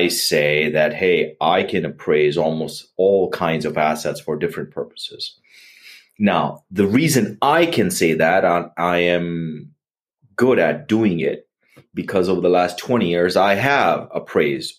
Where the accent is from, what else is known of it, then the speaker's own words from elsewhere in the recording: India; now in United States; growing up in India